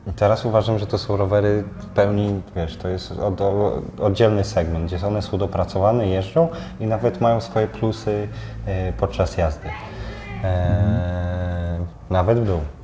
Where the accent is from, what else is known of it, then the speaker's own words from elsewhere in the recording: Lidzbark, Poland; also born or lived in Gdańsk; now in Warsaw, Poland; pochodzę z Lidzbarka